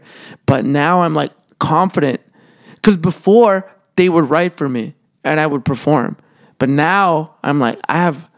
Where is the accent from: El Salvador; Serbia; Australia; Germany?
El Salvador; born there; Because when I was born in El Salvador, I was born during an earthquake.